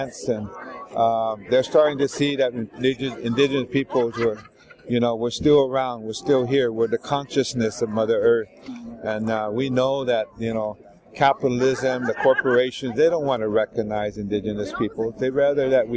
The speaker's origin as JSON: {"language": "English", "country": "United States", "said": "I'm from the United States."}